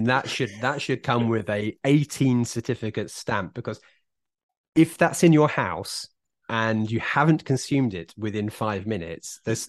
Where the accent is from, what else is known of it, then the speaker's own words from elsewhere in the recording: Isle of Wight, South East England, United Kingdom; I was from the Isle of Wight